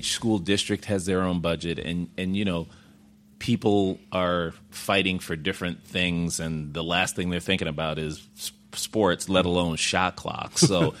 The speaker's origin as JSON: {"language": "English", "town": "Chicago", "region": "Illinois", "country": "United States", "tie": "born or raised there", "said": "I grew up in Woodlawn and South Shore, so I'm a Southsider."}